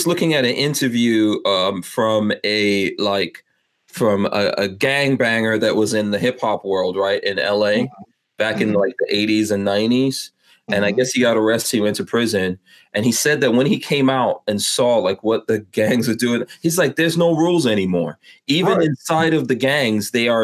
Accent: New York City, New York, United States; moved away; also born or lived in West Palm Beach, Florida; I grew up in New York City

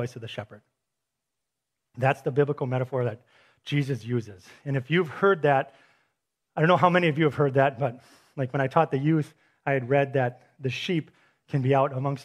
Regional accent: Milwaukee, Wisconsin, United States; I'm from Milwaukee

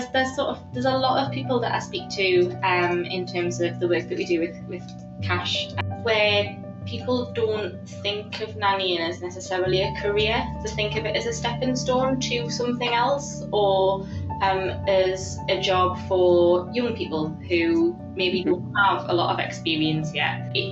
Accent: United Kingdom; Well, I suppose that's good to know as a Brit that they're not particularly bad at it.

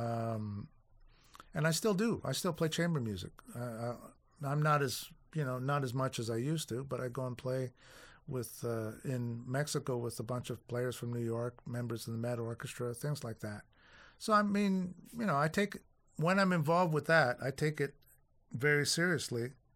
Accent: Toronto, Ontario, Canada; also born or lived in Winnipeg; the only time I've ever been out of Toronto

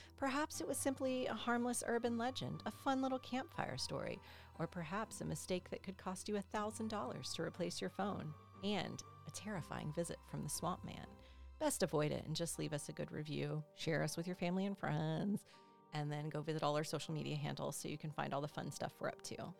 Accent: South Carolina, United States; now in Georgia, United States; my home state, South Carolina

